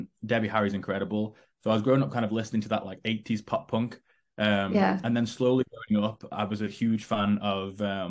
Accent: Stoke-on-Trent, West Midlands, United Kingdom; I was sitting in Stoke-on-Trent in my hometown

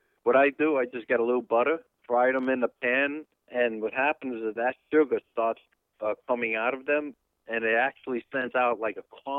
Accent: New York City, New York, United States; moved away; Actually, I'm from the Bronx too.

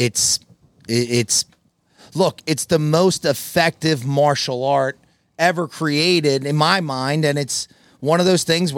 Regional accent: Collingdale, Pennsylvania, United States; went to St. Joe's in Collingdale for grade school

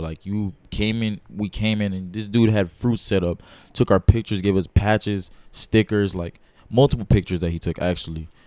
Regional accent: Dallas, Texas, United States; I'm from Dallas, Texas

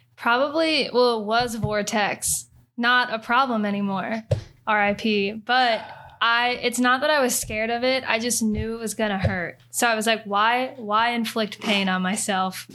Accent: near Kings Island, Ohio, United States; I grew up near Kings Island

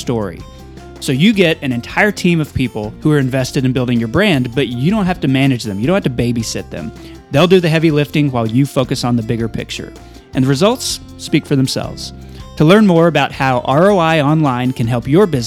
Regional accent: Amarillo, Texas, United States; born or raised there

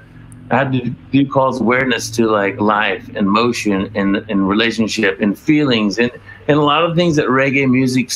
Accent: Mississippi, United States; also born or lived in Hermosa Beach, California; now in Redondo Beach, United States; because I'm from Mississippi originally. And when I moved to California

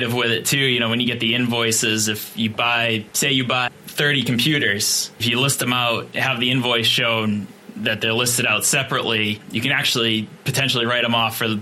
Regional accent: Boston, Massachusetts, United States; I'm from Boston

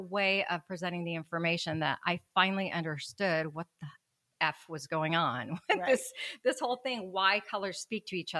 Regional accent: Mexico; moved away; I'm from Mexico

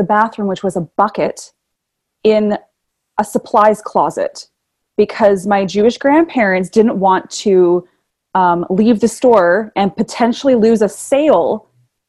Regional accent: North Vancouver, British Columbia, Canada; also born or lived in Toronto, Canada; I grew up in North Vancouver, British Columbia. So beautiful British Columbia, Canada. But I actually I was born in Toronto, Toronto, Canada.

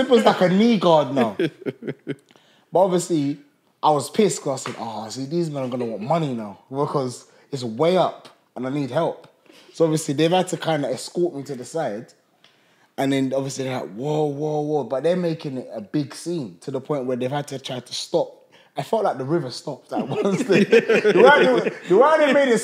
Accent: United Kingdom; I'm actually a British boy

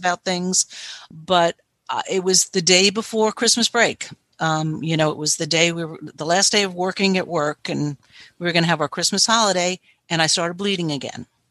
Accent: New Jersey, United States; now in North Carolina, United States; I'm currently from North Carolina, originally from New Jersey

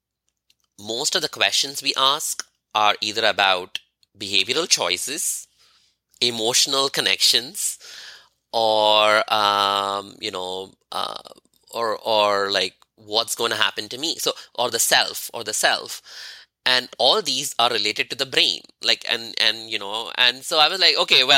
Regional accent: India; moved away as an adult; As an Indian who is Hindu

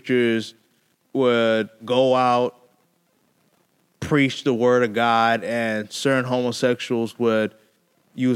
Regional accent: Connecticut, United States; in my home state in Connecticut

